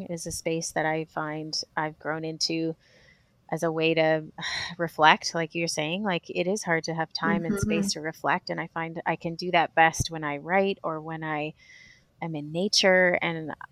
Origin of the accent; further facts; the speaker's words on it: Vancouver, British Columbia, Canada; moved away as an adult; now in Malawi; we come from Vancouver, which is crazy mountain biking